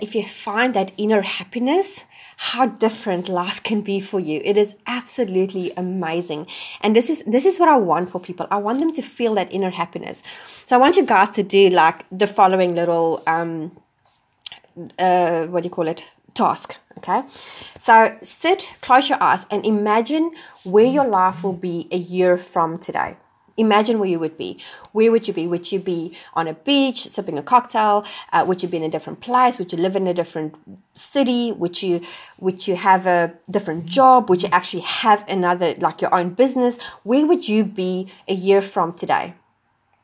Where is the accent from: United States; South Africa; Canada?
South Africa; moved away as an adult; also born or lived in Wellington, New Zealand; now in New Zealand; I'm originally from South Africa.